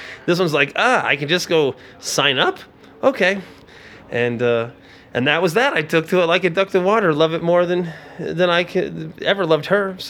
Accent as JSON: {"language": "English", "region": "Indiana", "country": "United States", "also_born_or_lived": "Florida", "said": "So I was from Indiana, but I'm a Florida boy."}